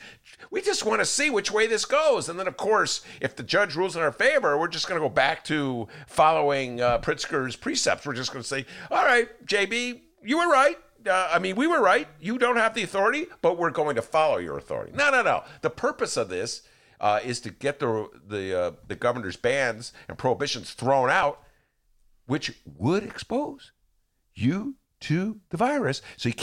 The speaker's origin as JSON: {"language": "English", "town": "Gary", "region": "Indiana", "country": "United States", "tie": "born or raised there", "said": "I grew up in Gary."}